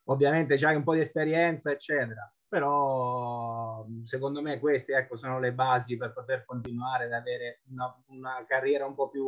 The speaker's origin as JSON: {"language": "Italian", "town": "Civitanova Marche", "region": "Marche", "country": "Italy", "also_born_or_lived": "Corato", "moved": "as an adult", "said": "io il primo anno che me ne sono andato da Civitanova Marche, avevo 22 anni, la, la, mia prima esperienza fuori casa è stata Corato"}